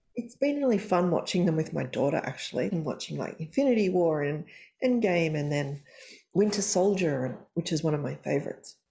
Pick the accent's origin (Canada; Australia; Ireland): Australia; I'm Australian